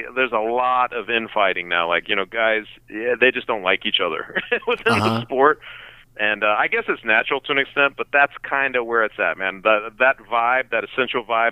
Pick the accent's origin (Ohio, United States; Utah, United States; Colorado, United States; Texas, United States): Colorado, United States; Denver; I grew up in Denver